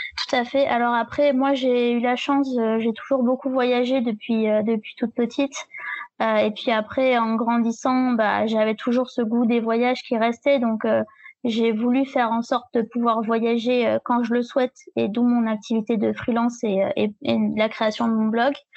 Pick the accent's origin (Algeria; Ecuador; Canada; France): France; a small village in the south of France, southern France; je viens d'un petit village dans le sud de la France.